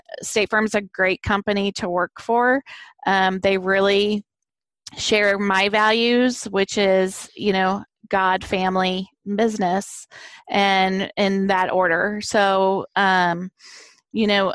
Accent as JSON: {"language": "English", "town": "Arnold", "region": "Missouri", "country": "United States", "tie": "born or raised there", "also_born_or_lived": "South County (St. Louis County), Missouri", "said": "I was born and raised in Jefferson County, just right across the river in Arnold there."}